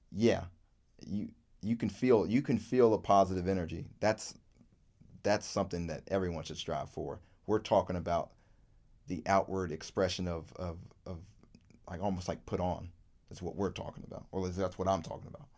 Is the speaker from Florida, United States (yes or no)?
no; Virginia, United States; I grew up in Virginia